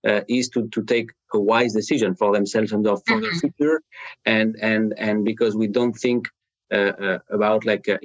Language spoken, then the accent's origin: English; France; English is a second language; now in Cleveland, United States; I'm speaking to you today from like Cleveland, Ohio in the U.S., you hear my accent. I'm not from from the U.S. I'm from France originally